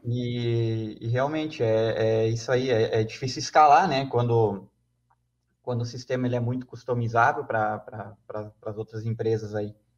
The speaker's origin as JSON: {"language": "Portuguese", "town": "Chapecó", "region": "Santa Catarina", "country": "Brazil", "said": "Eu sou aqui de, de Chapecó, né? Então, é uma cidade que já é pequena"}